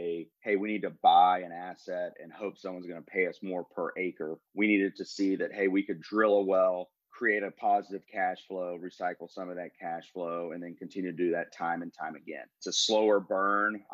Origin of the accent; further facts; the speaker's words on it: Haskell, Texas, United States; also born or lived in Austin, Texas; now in Dallas, United States; Was actually born in a small town called Haskell, Texas, out west of where I live now in Dallas